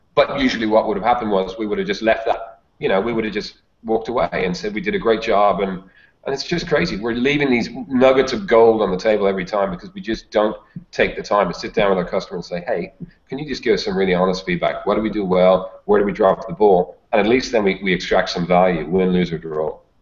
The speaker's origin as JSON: {"language": "English", "town": "Dublin", "region": "Leinster", "country": "Ireland", "tie": "born or raised there", "moved": "as an adult", "lives_now": "Australia", "said": "I live in Australia, but I'm actually Irish. So uh, I grew up uh, in the mean streets of Dublin in in Ireland, and then moved to Australia in my early 20s"}